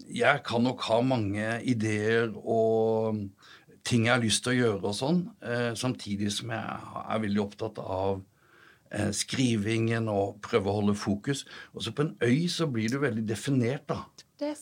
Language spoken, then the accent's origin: Norwegian; Sørlandet, Norway; Jeg vokste opp på Sørlandet